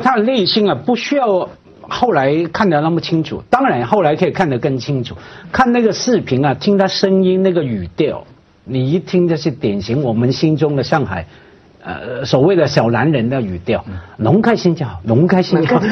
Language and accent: Chinese; Hong Kong; 我们香港人